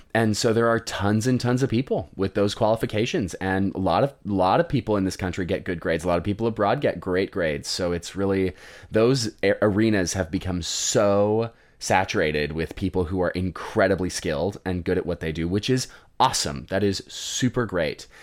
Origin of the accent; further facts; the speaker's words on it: Colorado, United States; I grew up in Colorado